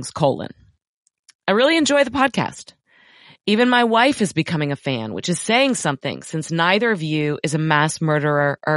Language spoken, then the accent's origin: English; New York, United States; moved away as an adult; also born or lived in Los Angeles; now in Austin, United States; My wife and I grew up in New York, lived most of our adult lives in Los Angeles, currently live in Austin